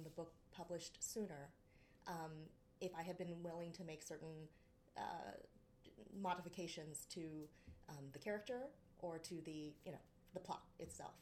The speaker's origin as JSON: {"language": "English", "country": "United States", "said": "being Asian American"}